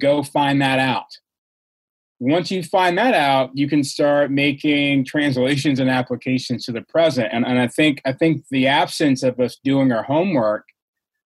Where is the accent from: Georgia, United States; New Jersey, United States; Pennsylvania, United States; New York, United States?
Georgia, United States; I grew up in Georgia